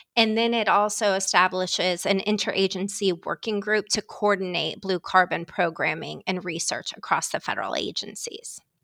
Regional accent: Ohio, United States; moved away as an adult; now in Washington, D.C., United States; I'm from Ohio

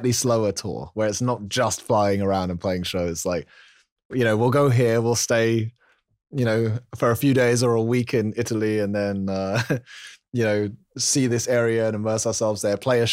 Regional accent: London, United Kingdom; now in York, United Kingdom; I'm from London originally, but like now we live sort of in the north, near York, in the UK.

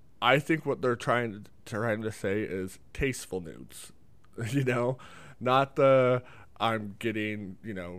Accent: Nevada, United States; I was born in Nevada

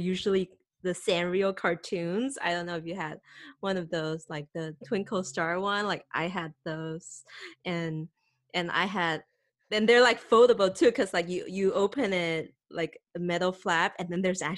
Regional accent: Taiwan; I'm from Taiwan

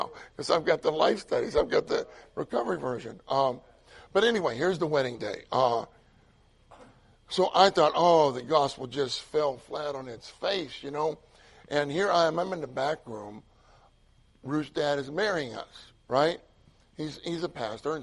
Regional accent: Pittsburgh, Pennsylvania, United States; moved away; I grew up in Pittsburgh

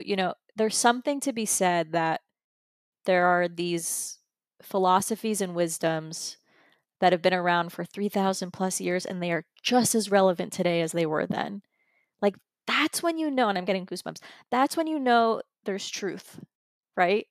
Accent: United States; I was born here in the United States

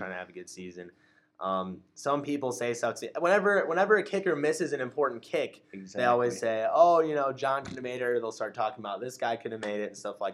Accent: Huntley, Illinois, United States; I'm from Huntley, Illinois

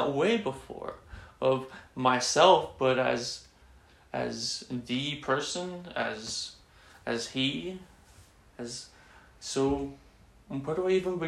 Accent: Texas, United States; growing up in Texas, growing up Catholic, my mom's very Catholic

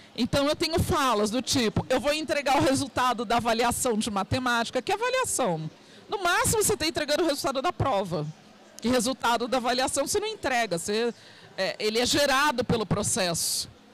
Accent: Santos, São Paulo, Brazil; Eu sou de Santos, litoral, aqui de São Paulo

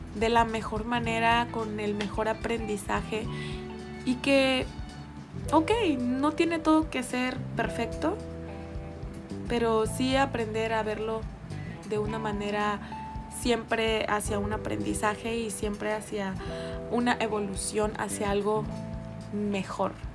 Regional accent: Mexico; yo soy mexicana

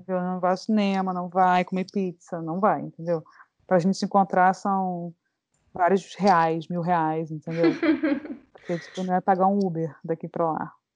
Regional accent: Niterói, Rio de Janeiro, Brazil; moved away as an adult; also born or lived in New York; now in Chicago, United States; Eu sou de Niterói, uma cidade, cidade sorriso do Rio de Janeiro

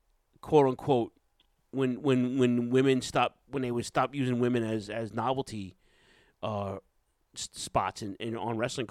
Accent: Ridgewood, United States; where I grew up in Ridgewood.

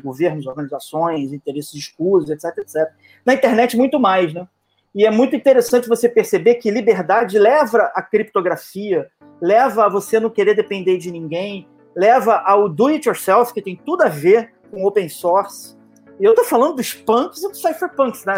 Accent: Baixada Fluminense, Rio de Janeiro, Brazil; eu sou carioca, eu sou carioca da Baixada Fluminense

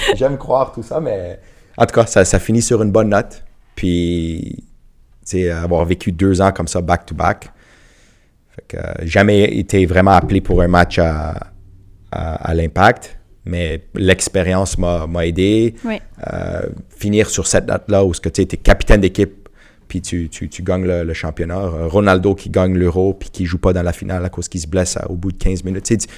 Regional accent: Montreal, Quebec, Canada; j'ai grandi à rivière des prairies

